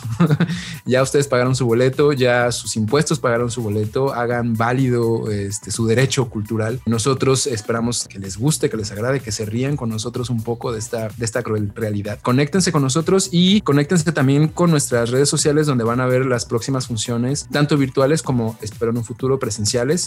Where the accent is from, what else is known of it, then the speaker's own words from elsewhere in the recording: Mexico; como buenos mexicanos que somos